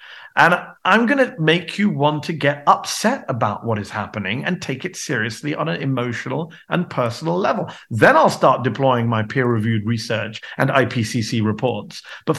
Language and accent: English; United Kingdom; now in United States; I'm a British American now, and I think it's the British side of me that's contributing to that.